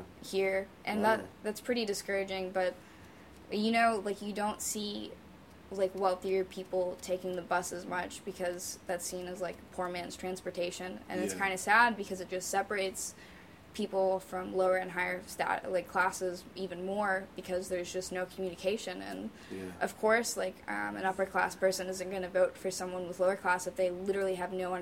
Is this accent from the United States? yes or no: yes; Memphis, Tennessee, United States; I'm from Memphis.